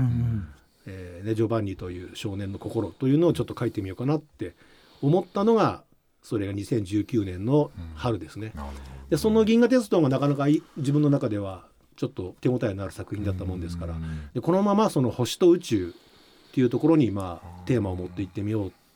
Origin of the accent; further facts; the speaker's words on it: Shizuoka, Japan; 生まれは静岡市ですね